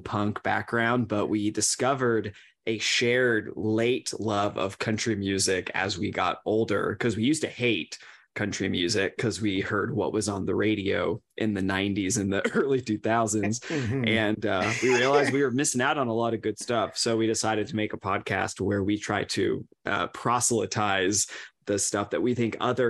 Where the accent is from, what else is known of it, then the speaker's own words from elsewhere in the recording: the Ozarks, Missouri, United States; I like to specify I'm from the Ozark, so it gives me a little bit of hillbilly cred, but yeah, it's not the South.